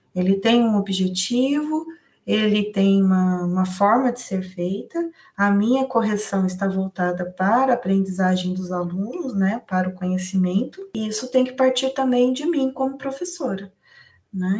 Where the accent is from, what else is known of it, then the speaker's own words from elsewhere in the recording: Londrina, Paraná, Brazil; eu sou do Paraná, né, da cidade de Londrina